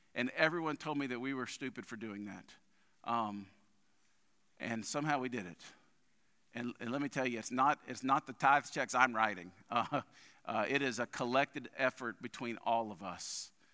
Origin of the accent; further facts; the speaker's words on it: New Orleans, Louisiana, United States; moved away; also born or lived in Hammond, Louisiana; my earliest memories of New Orleans were moving there as, I don't know, I must have been three or four years old, uh, we moved to New Orleans from Hammond to start a church.